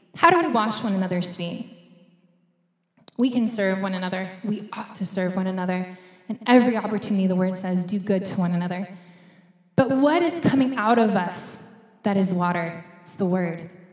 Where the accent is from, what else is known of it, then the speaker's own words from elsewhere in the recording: United States; moved away; we're from the States